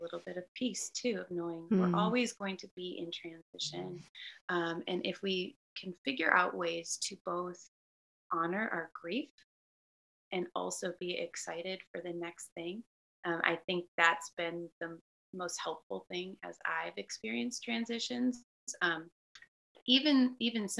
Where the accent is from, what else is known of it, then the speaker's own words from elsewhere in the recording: Illinois, United States; I am born and raised in Illinois